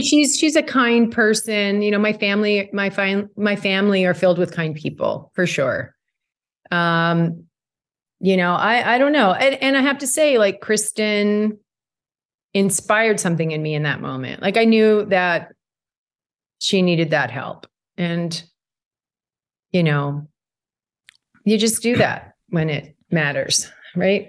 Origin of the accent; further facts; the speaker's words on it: Burnaby, British Columbia, Canada; moved away; growing up in Burnaby